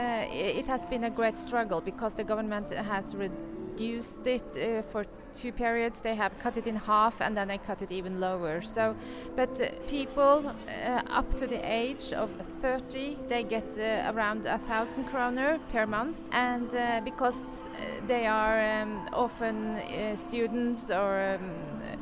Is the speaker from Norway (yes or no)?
yes; Norway; I'm from Norway.